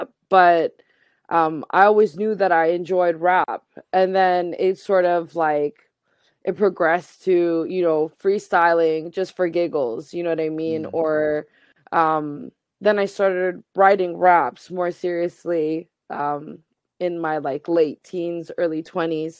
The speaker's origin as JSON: {"language": "English", "town": "Halifax", "region": "Nova Scotia", "country": "Canada", "tie": "born or raised there", "said": "growing up in Halifax with a visibly Muslim family"}